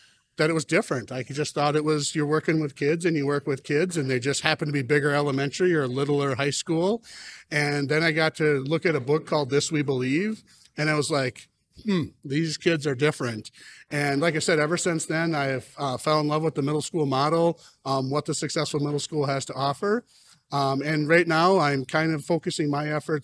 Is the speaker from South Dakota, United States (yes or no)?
yes; Watertown, South Dakota, United States; I'm a middle school principal in Watertown, South Dakota, not Wisconsin, not New York